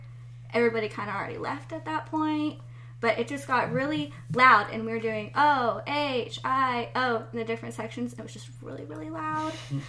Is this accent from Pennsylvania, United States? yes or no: no; Ohio, United States; I was born in Ohio. My whole extended family is still in Ohio. I was Buckeye born, Buckeye bred.